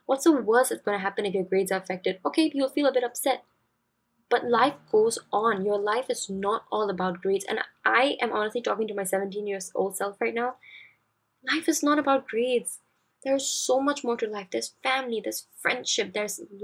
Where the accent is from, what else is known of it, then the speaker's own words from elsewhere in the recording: Singapore; as Singaporean students